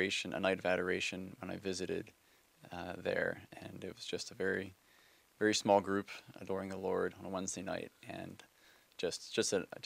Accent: Baltimore, Maryland, United States; I'm from Baltimore, Maryland, born and raised.

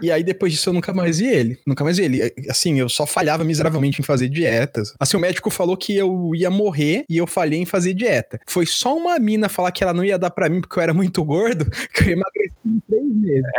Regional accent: São Paulo, Brazil; eu sou paulista.

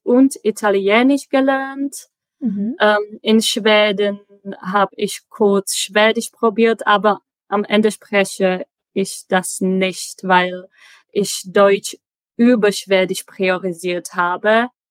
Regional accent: Prague, Czechia; first language Czech; German is a second language; moved away as an adult; also born or lived in Chemnitz, Germany / Sweden / Magdeburg, Germany; Ich komme aus Prag und äh, da bin ich gerade auch.

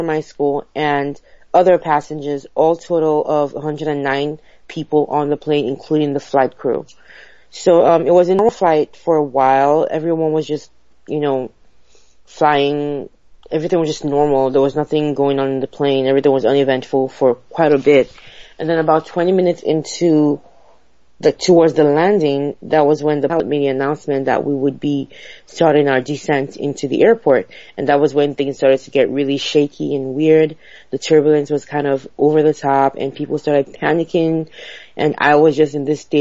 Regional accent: Nigeria; now in Houston, United States; I'm originally from Nigeria. While I was back in Nigeria, when I was a teenager, I was in high school, boarding school

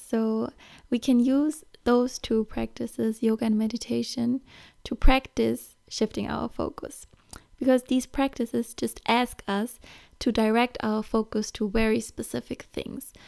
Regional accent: Germany; moved away; I'm from Germany

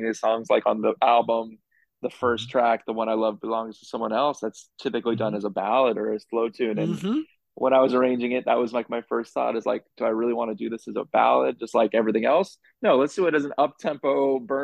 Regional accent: Los Angeles, California, United States; moved away as an adult; now in New York City, United States; I'm originally from Los Angeles

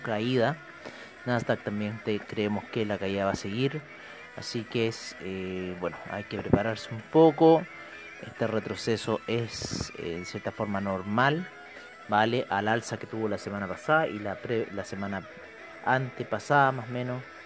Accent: Chile; nosotros eh, como chilenos

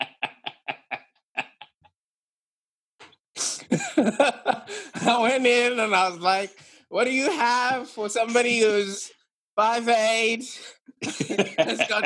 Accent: Zimbabwe; moved away as an adult; now in Australia; So I was brought up in Zimbabwe

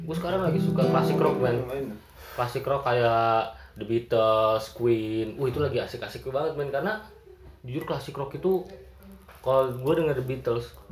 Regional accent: Bekasi, West Java, Indonesia; jadi kan gua orang Bekasi nih

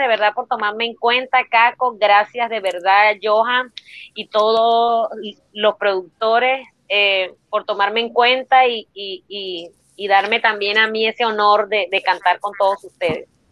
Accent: Turbaná, Bolívar, Colombia; also born or lived in Cartagena, Colombia; nací en Cartagena, pero me crié en un pueblo que se llama Turbana Bolívar

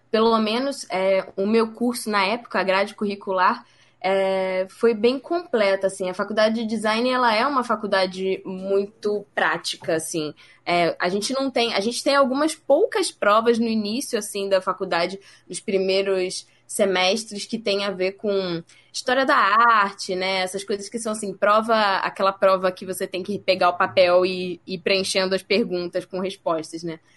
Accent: Rio de Janeiro, Brazil; moved away as an adult; now in São Paulo, Brazil; Então, na verdade, eu saí do Rio para cá para estudar.

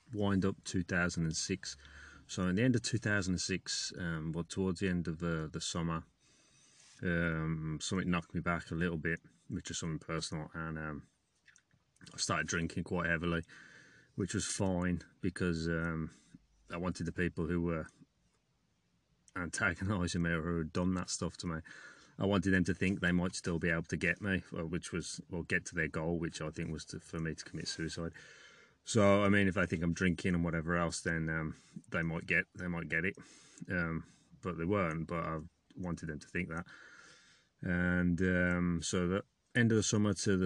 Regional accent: England, United Kingdom; moved away; I'm from England

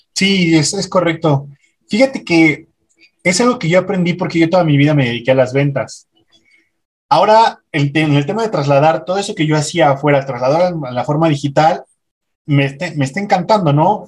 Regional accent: Mexico City, Mexico; now in Puebla, Mexico; yo soy de México. Actualmente vivo, vivo acá en Puebla

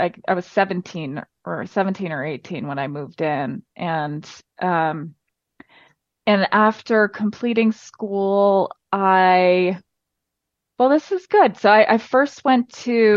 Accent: Medford, New York, United States; I grew up on Long Island on the South Shore in a town called Medford near Patchogue

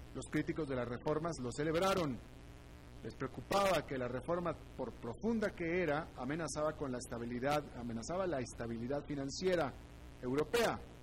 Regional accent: United States; now in Costa Rica; se lo digo como estadounidense que soy

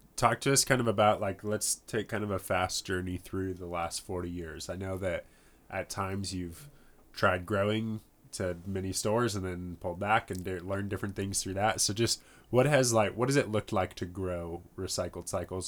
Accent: Northern Colorado, United States; growing up in Northern Colorado

